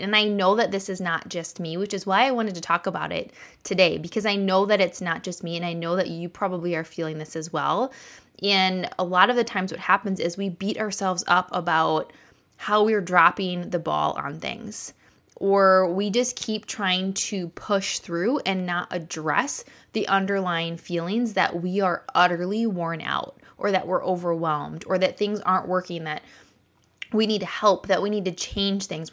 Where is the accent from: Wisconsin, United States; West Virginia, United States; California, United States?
Wisconsin, United States; I'm from Wisconsin here